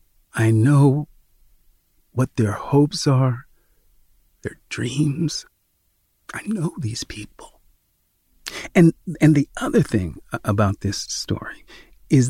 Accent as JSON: {"language": "English", "town": "Sacramento", "region": "California", "country": "United States", "tie": "born or raised there", "said": "the home I grew up in Sacramento"}